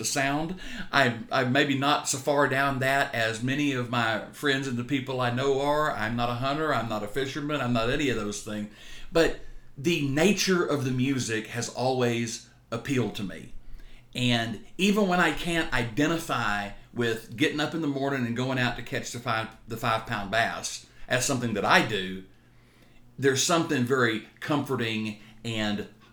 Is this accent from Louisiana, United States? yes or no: no; Texas, United States; we're from Texas, and Texans are proud to be from Texas